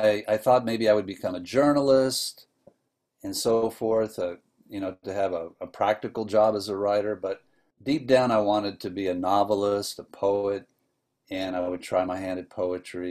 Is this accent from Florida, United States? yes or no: yes; Tampa, Florida, United States; now in Minnesota, United States; I was born and raised in Tampa, Florida